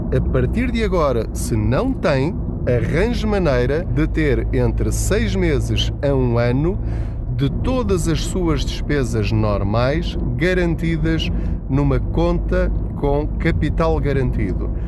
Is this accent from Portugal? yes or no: yes; Portugal; Enquanto portugueses